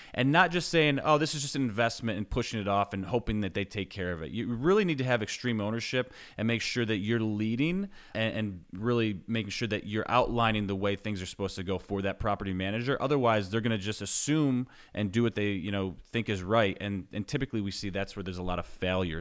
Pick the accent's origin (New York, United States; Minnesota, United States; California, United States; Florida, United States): New York, United States; moved away as an adult; now in Knoxville, United States; I grew up in New York, was, I lived there until twenty eleven